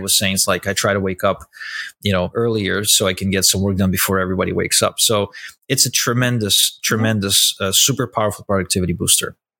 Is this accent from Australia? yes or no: no; Ukraine; I grew up in Ukraine. I was born in Ukraine to a Russian couple